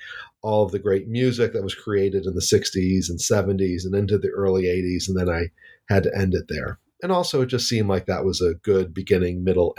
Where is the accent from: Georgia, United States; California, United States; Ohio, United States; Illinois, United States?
Illinois, United States; Evanston; I grew up in Evanston, not far from Chicago. I spent pretty much my entire life here in Chicago, and I've always loved the music from Chicago.